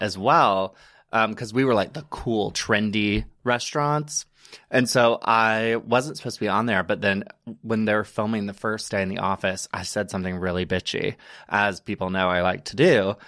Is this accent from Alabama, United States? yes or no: yes; Alabama, United States; moved away as an adult; also born or lived in Chattanooga, Tennessee; now in New York, United States; I am originally from Private, Alabama, which is a small little town. Um, grew up there, born and raised.